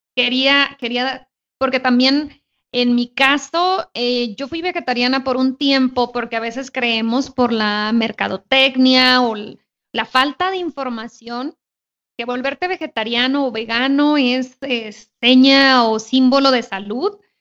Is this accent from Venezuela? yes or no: no; Sonora, Mexico; yo soy de Sonora